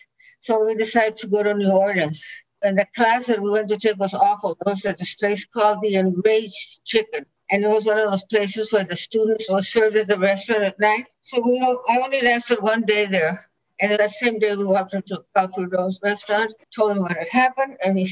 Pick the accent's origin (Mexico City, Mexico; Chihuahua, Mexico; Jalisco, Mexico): Chihuahua, Mexico; English is a second language; also born or lived in Agua Prieta, Sonora, Mexico; Chihuahua. Chihuahua. Yeah, I was born in Sonora, Agua Prieta, and raised on this cattle ranch.